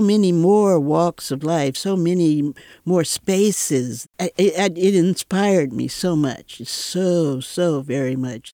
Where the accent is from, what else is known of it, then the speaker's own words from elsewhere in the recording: Atlanta, Georgia, United States; also born or lived in Chicago; now in San Francisco, United States; I moved here from Chicago, but I grew up in Atlanta.